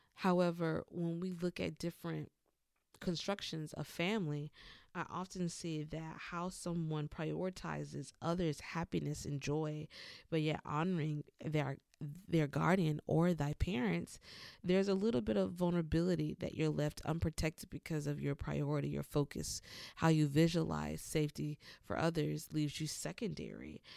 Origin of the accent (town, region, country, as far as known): the South, United States; born or raised there; moved away as an adult